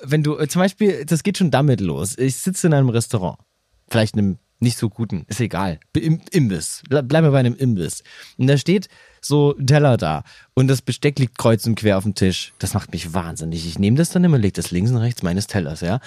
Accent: Saxony, Germany; accent: Saxon; moved away; Ich bin gerne in Sachsen geboren. Ich wohnte sehr gerne da.

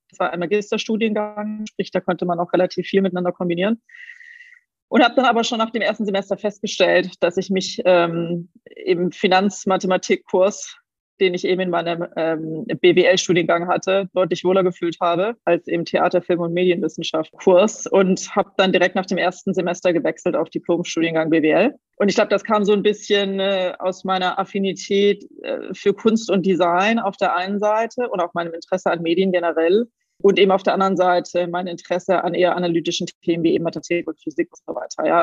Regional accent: Waiblingen, Baden-Württemberg, Germany; accent: Swabian; Ich komme ursprünglich aus dem Schwammland, aus Weibling. Ich glaube, das hört man jetzt nicht besonders stark bei mir.

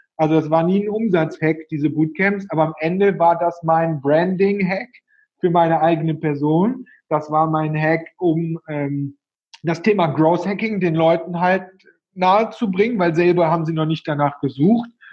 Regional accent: Cologne, North Rhine-Westphalia, Germany; ich bin aus Köln, wie man vielleicht ein bisschen hört

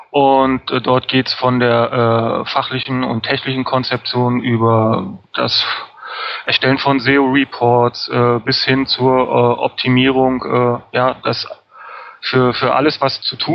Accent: Berlin, Germany; Berlin ich komme aus Berlin, ich lebe in Berlin und arbeite in Berlin.

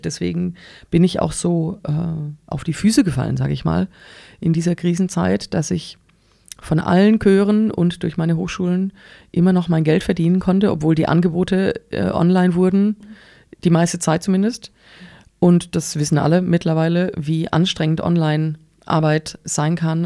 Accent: Engelsbrand, Baden-Württemberg, Germany; also born or lived in Pforzheim / Stuttgart; Ich bin ähm, in Engelsbrand aufgewachsen, da wohnt meine Mutter bis heute

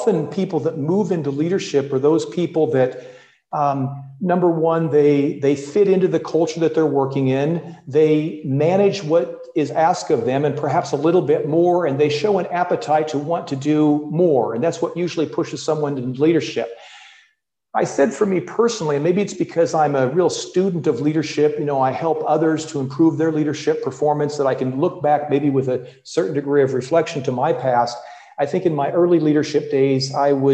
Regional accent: Midwest, United States; moved away as an adult; also born or lived in California; now in Europe; I grew up and studied in the Midwest

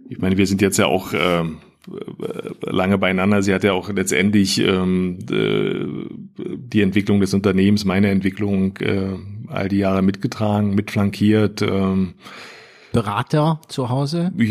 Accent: Erkner, Brandenburg, Germany; bin in Erkner groß geworden, ja, ähm, das ist so die letzte S-Bahn-Station ähm, Richtung Osten.

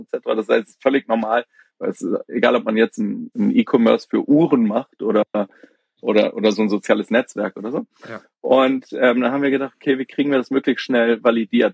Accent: Hamburg, Germany; moved away as an adult; ich komme aus Hamburg, auch gebürtig, habe hab allerdings viele Jahre im Ausland gelebt, also bin zum Studium aus Hamburg raus

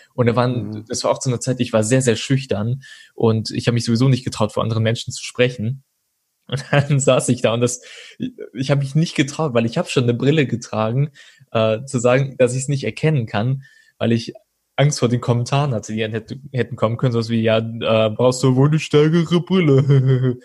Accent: Troisdorf, North Rhine-Westphalia, Germany; now in Cologne, Germany; geboren und aufgewachsen bin ich in Troisdorf und ähm, dann bin ich äh, 2013 nach Köln gezogen

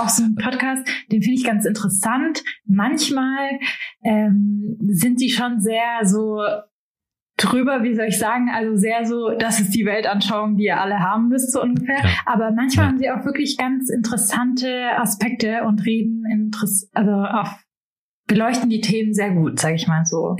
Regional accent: Marbach am Neckar, Baden-Württemberg, Germany; moved away; ich bin in Marbach am Neckar aufgewachsen

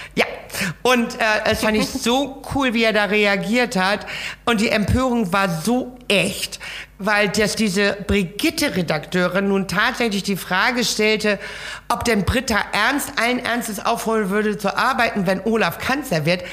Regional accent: Laboe, Schleswig-Holstein, Germany; also born or lived in Kiel; ich bin ja an der Ostsee aufgewachsen in Lableu ja. und lebe in der Nähe der Ostsee bis heute

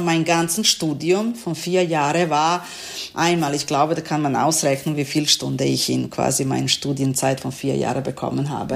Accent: Serbia; German is a second language; moved away as an adult; also born or lived in Novi Sad, Serbia; now in Essen, Germany; meine Heimatstadt, glaube ich, am meisten Bomben bekommen hat

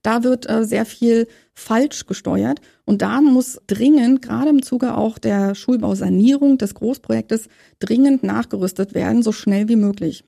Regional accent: Saxony-Anhalt, Germany; moved away as an adult; now in Berlin, Germany; Ich komme aus Berlin und bin gebürtige Sachsen-Anhaltinerin und bin in der DDR groß geworden

